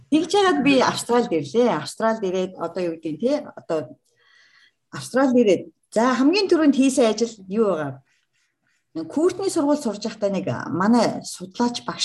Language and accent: Mongolian; Mongolia; moved away as an adult; now in Perth, Australia; би Монголоос ирсэн